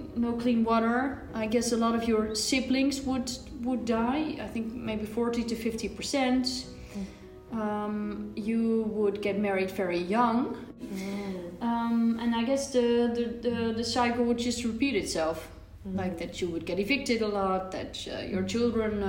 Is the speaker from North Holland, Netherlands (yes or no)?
no; Leiden, South Holland, Netherlands; I am from the Netherlands, from around Leiden